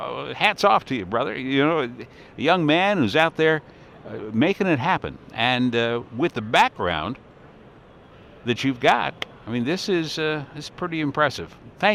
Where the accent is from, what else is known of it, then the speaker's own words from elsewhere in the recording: Iowa, United States; we're from Iowa.